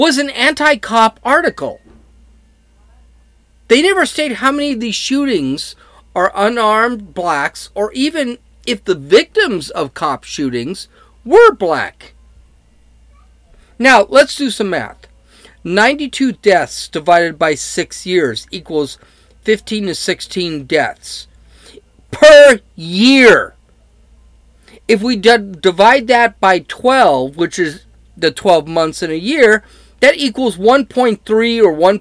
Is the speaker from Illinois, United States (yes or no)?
yes; Chicago, Illinois, United States; I'm from Chicago